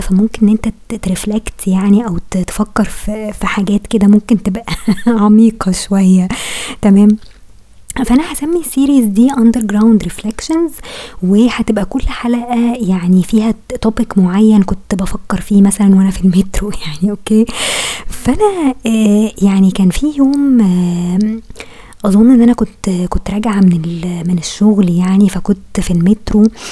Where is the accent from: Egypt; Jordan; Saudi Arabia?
Egypt